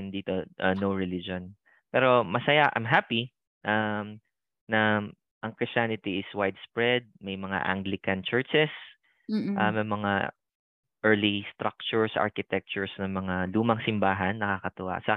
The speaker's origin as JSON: {"language": "Tagalog", "country": "Philippines", "moved": "as an adult", "lives_now": "Sydney, Australia", "said": "alam nilang Pinoy ako kasi tinagalog ako."}